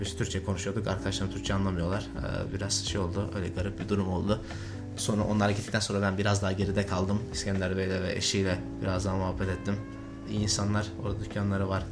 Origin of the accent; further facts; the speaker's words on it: Turkey; moved away; Ben de Türk'üm